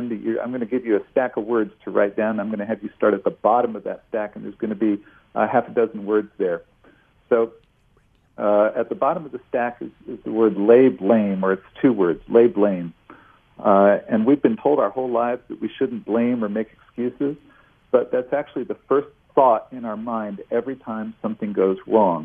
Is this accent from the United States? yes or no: yes; near Cleveland, Ohio, United States; I grew up near Cleveland